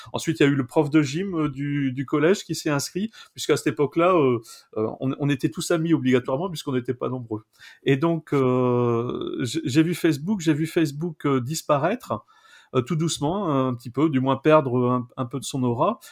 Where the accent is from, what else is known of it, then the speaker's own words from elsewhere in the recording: Pas-de-Calais, Hauts-de-France, France; je suis né en 1965 dans le Pas-de-Calais, je suis originaire du Pas-de-Calais